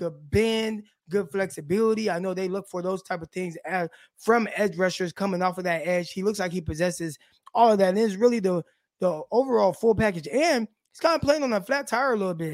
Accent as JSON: {"language": "English", "region": "Southern California", "country": "United States", "tie": "born or raised there", "said": "We're from my hometown, South California"}